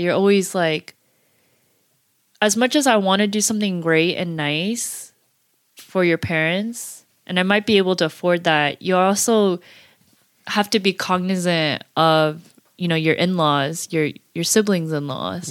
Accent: United States; we're pretty American now

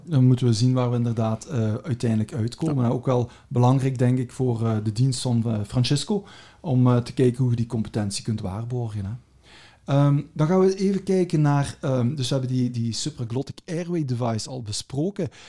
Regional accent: Belgium; we zijn al met twee Belgen

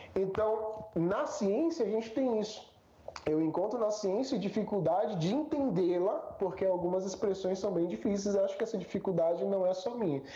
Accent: Brazil; a gente é brasileiro

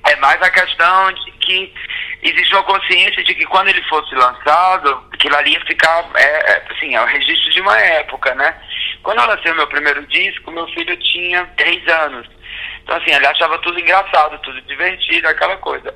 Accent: sertão of Ceará, Brazil; Eu já era um cara que vinha do sertão do Ceará

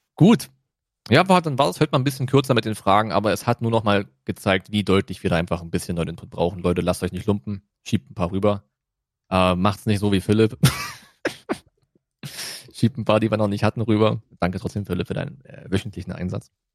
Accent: Germany; wir sind halt Deutsche

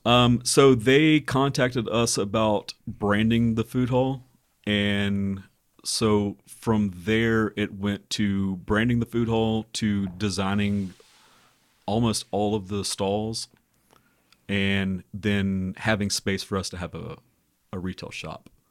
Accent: Birmingham, Alabama, United States; we're from Birmingham originally

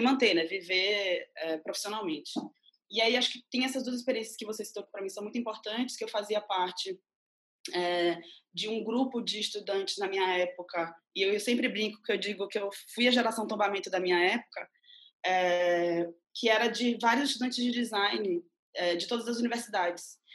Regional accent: Mundo Novo, Bahia, Brazil; eu sou baiana, eu nasci numa cidade chamada Mundo Novo, e que fica a 315, 30 quilômetros de Salvador

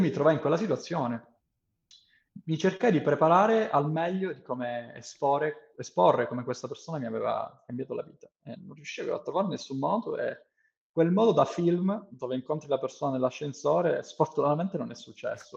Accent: Italy; first language Italian; moved away; sono tornato in Italia

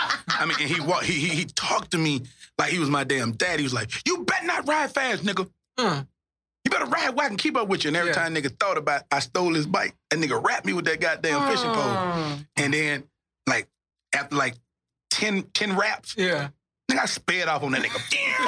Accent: Shreveport, Louisiana, United States; It was crazy, man. All I can remember when I reflect back Shreveport, you know, I went to private school, so, you know, we stayed in the hood

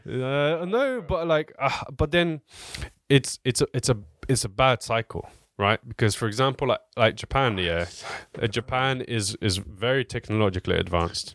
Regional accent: Southampton, South East England, United Kingdom; I'm from Southampton

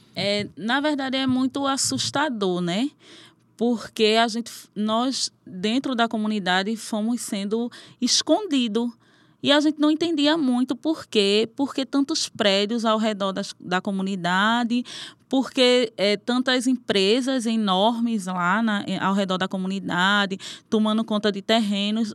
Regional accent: Caranguejo Tabaiares, Pernambuco, Brazil; Sou nascida e criada em Caranguejos Tabaiares.

